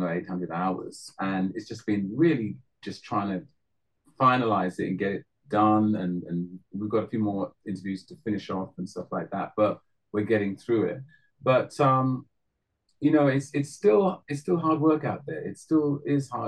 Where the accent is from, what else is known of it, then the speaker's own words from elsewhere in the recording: London, United Kingdom; I'm the one from North London.